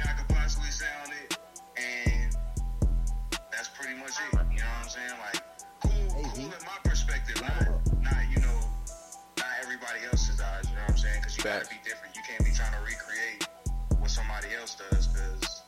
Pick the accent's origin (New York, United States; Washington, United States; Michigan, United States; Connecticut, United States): New York, United States; New York City; born or raised there; accent: Southern